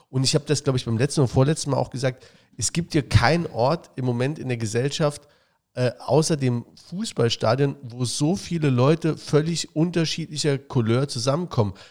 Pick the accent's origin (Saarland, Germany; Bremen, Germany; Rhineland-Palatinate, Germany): Saarland, Germany; Saarbrücken; Wir sind Saarbrücker. Und ihr nicht.